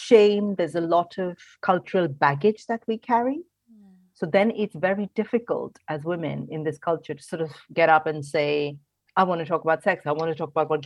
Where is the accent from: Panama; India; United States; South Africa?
India; moved away as an adult; now in United Kingdom; I grew up in India in a very traditional Indian family, moved over to the UK about 16 years ago